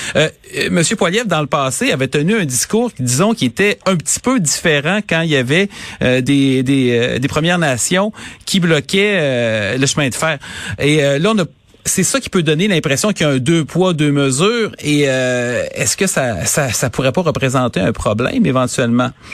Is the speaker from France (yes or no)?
no; Quebec City, Quebec, Canada; je viens de Charlebourg, j'ai grandi à Charlebourg, ah j'ai passé 30 ans de ma vie là